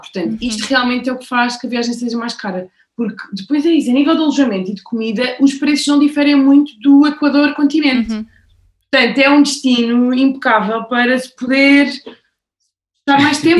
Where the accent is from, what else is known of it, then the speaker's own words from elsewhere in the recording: Portugal; moved away as an adult; also born or lived in Madrid, Spain; eu sou portuguesa, uh, vivi 12 anos em Madrid